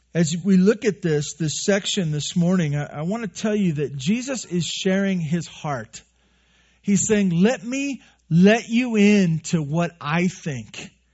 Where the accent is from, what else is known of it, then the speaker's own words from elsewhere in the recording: Santa Barbara, California, United States; moved away; I grew up in Santa Barbara on the, the bad side of the freeway